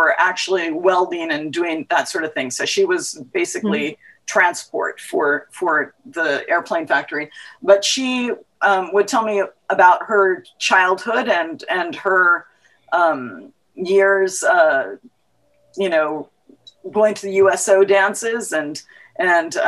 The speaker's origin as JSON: {"language": "English", "town": "San Diego", "region": "California", "country": "United States", "tie": "born or raised there", "said": "I was born in San Diego, California"}